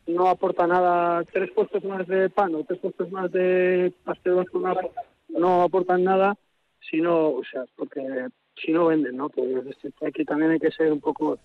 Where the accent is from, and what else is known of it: Amurrio, Basque Country, Spain; born or raised there